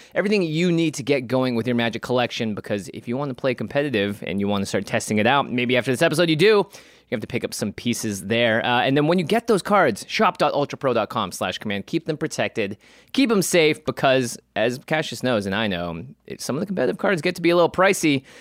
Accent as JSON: {"language": "English", "town": "Seattle", "region": "Washington", "country": "United States", "tie": "born or raised there", "said": "I grew up in Seattle"}